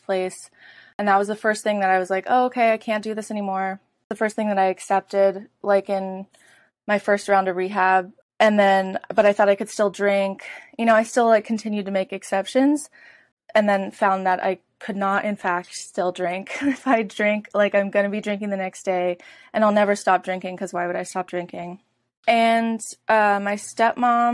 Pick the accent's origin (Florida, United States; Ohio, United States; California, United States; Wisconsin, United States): California, United States; Oakland; moved away as an adult; I'm from Oakland, California, born and raised, and I lived there up until about 6 months ago